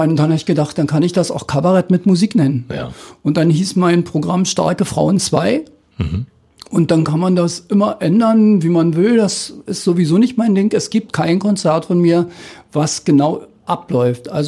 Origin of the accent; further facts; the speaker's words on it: East Germany, Germany; weil das ja zu meiner Jugend in der DDR immer mit einem Studium verbunden war